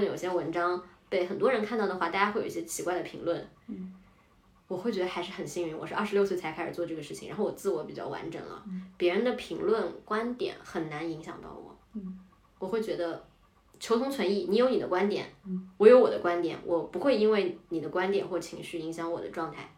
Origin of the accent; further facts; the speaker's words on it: Hangzhou, Zhejiang, China; moved away as an adult; also born or lived in London; now in Beijing, China; 我十八岁之后就没有长期在杭州生活过